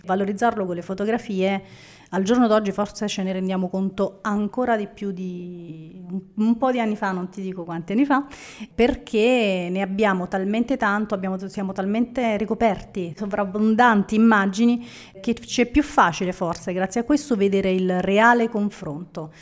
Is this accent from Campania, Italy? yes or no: yes; Naples, Campania, Italy; sono napoletana